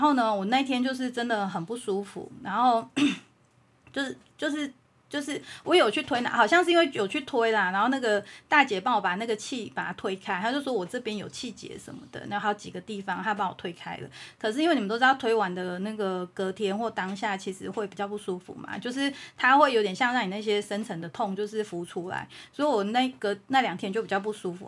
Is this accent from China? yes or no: no; Taiwan; 我们台湾人